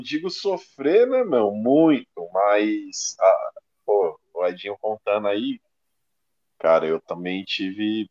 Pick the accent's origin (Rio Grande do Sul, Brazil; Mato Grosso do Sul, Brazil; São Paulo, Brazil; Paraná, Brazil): São Paulo, Brazil; Osasco; Eu sou da periferia, eu sou daqui de Osasco